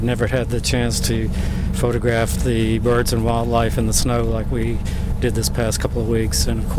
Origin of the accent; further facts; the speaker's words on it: United States; moved away as an adult; also born or lived in Japan; now in China; I'm an American that's living in China.